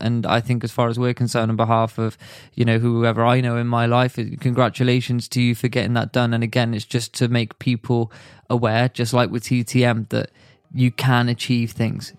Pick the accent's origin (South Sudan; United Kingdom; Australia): United Kingdom; as a British citizen